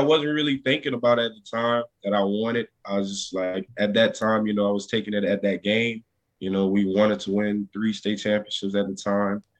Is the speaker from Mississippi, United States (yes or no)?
no; near Baton Rouge, Louisiana, United States; in Baton Rouge, Louisiana, right near near my hometown